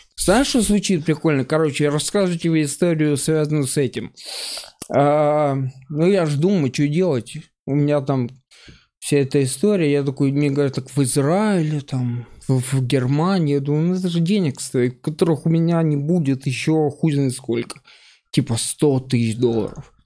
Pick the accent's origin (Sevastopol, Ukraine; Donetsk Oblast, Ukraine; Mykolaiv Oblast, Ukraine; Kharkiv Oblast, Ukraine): Mykolaiv Oblast, Ukraine; Mykolaiv; я жил в Николаеве, э, вырос и жил долго